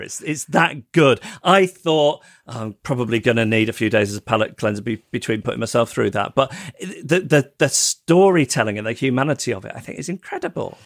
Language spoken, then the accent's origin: English; United Kingdom; as a British person